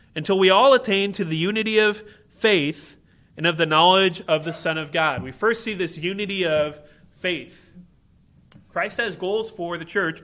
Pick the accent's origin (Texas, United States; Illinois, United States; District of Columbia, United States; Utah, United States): Illinois, United States; moved away; I grew up in Illinois